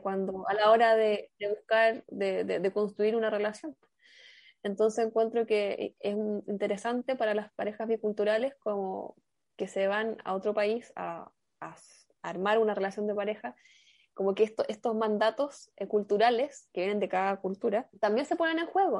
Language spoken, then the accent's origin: Spanish; Chile; yo soy de Chile